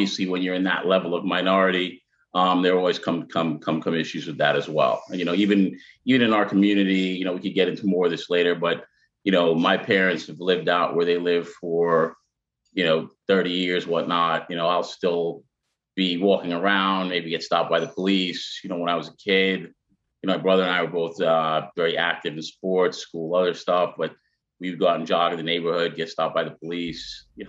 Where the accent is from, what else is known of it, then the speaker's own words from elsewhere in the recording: Long Island, New York, United States; also born or lived in Queens, New York; I was born in Queens, grew up in Long Island. My father is a white Jewish guy from Brooklyn, Bensonhurst, Brooklyn. My mother is from Jamaica, the island.